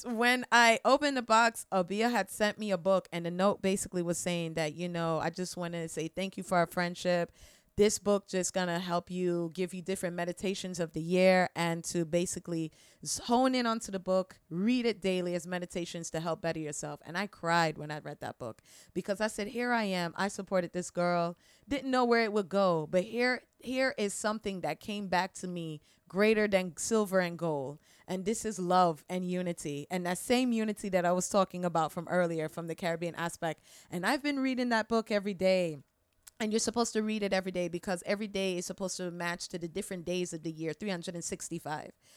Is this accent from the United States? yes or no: yes; Orlando, Florida, United States; also born or lived in Tunapuna, Trinidad and Tobago / New York; Growing up in Orlando